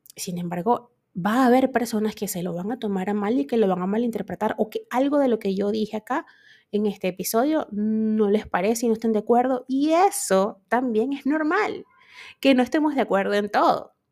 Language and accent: Spanish; Venezuela; yo actualmente vivo en Venezuela